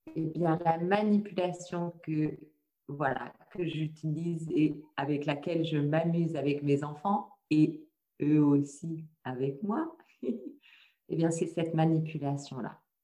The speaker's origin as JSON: {"language": "French", "country": "France", "also_born_or_lived": "Le Mans", "said": "je suis de France. Pour le moment, je loge près du Mans"}